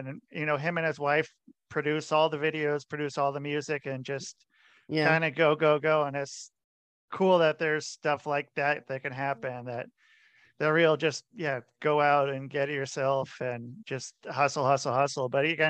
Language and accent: English; Portland, Oregon, United States; I'm from Portland.